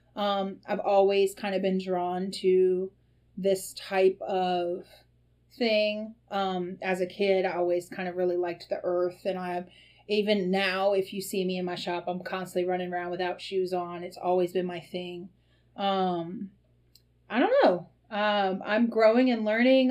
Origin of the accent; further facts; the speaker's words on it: the South, United States; as a girl growing up in the South